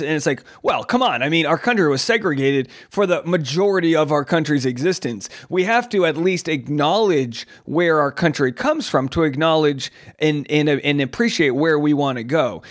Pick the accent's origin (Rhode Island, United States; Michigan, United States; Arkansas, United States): Rhode Island, United States; Newport; my hometown of Newport, Rhode Island